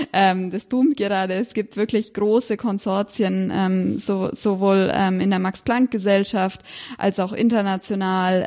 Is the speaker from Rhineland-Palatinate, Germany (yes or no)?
no; Erlangen, Bavaria, Germany; moved away as an adult; also born or lived in Cambridge, United Kingdom; ich bin in Erlangen aufgewachsen